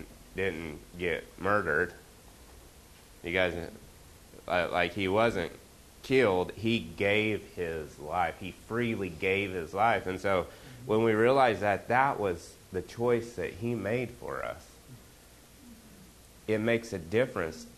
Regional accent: Oklahoma, United States; accent: Okie; my Okie accent

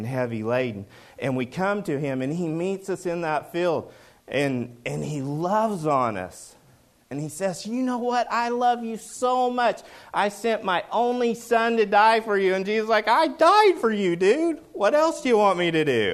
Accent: Oklahoma, United States; I'm from Oklahoma

